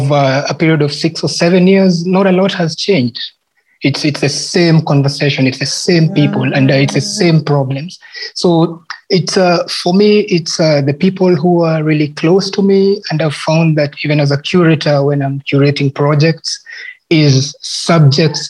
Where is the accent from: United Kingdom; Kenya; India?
Kenya; as a Kenyan artist